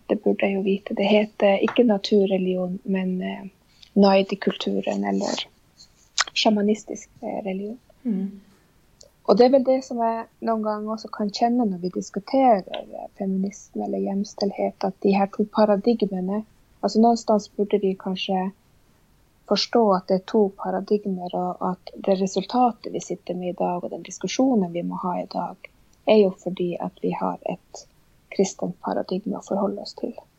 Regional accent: near Vestfjorden, north of Tysfjord, Nordland, Norway; first language Sami; Swedish is a second language; flyttade då till eh, Nordre Norland som det heter, till det här området Balat. Eh, som ligger vid Västfjorden, lite norr om Divtasvuodna. Och där växte jag upp

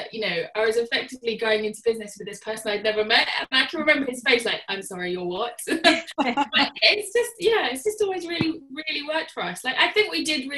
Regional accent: Surrey, South East England, United Kingdom; moved away as an adult; now in Northern Ireland, United Kingdom; I'm not from here originally. I'm from Surrey originally

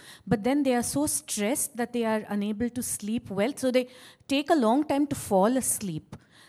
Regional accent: India; I come from India

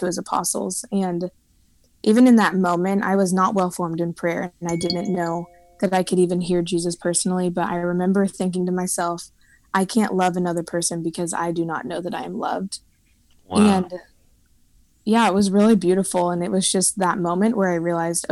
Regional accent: Lenexa, Kansas, United States; now in Nashville, United States; I am originally from Lenexa

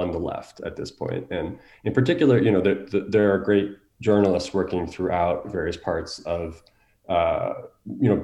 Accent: United States; growing up as an American

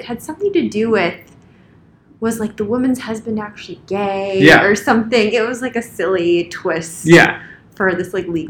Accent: West Coast, United States; I'm from the West Coast

